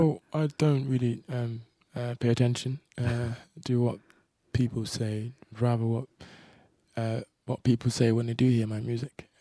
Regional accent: England, United Kingdom; I'm from England.

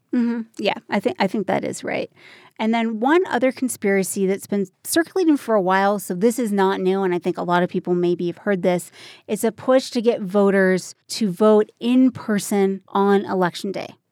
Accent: Minnesota, United States; now in Colorado, United States; It's my home state, the, the great northern state. It's Minnesota

